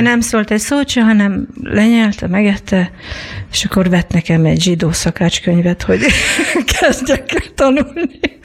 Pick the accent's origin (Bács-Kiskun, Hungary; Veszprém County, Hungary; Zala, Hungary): Veszprém County, Hungary; Veszprém; Mi a Veszprémben, a 20 emeletesben laktunk